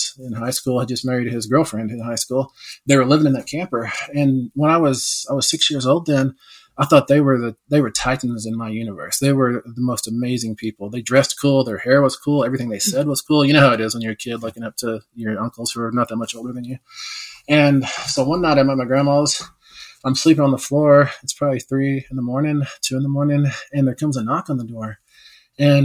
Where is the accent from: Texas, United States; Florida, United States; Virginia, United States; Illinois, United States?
Texas, United States; West; growing up in West Texas, I was the only Indian for miles and miles around